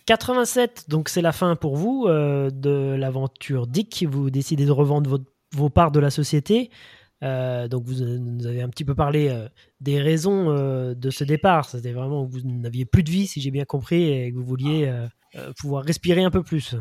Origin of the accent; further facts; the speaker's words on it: France; chez nous en France